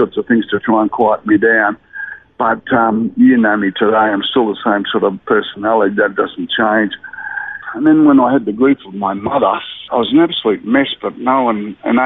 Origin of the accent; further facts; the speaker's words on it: Brisbane, Queensland, Australia; also born or lived in Murwillumbah, New South Wales / Mount Isa; I sort of lived around northern suburbs of Brisbane from then on. When I follow the state of origin football, I never say I'm a cockroach in New South Wales. I've always lived my whole life in Queensland, so I say I'm a Queenslander